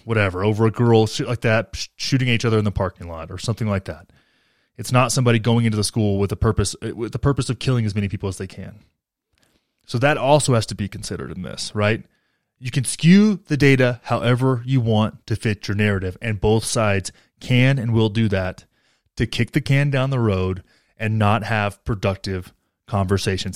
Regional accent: Texas, United States; now in Colorado, United States; I grew up in Texas and now I live in Colorado

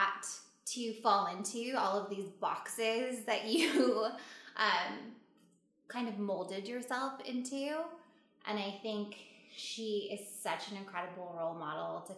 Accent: California, United States; also born or lived in Chicago; everyone could tell I was from California.

